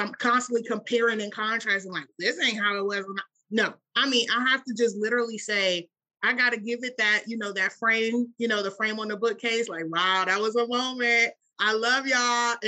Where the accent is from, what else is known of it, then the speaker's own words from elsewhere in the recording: Washington, District of Columbia, United States; I grew up in Washington, D.C.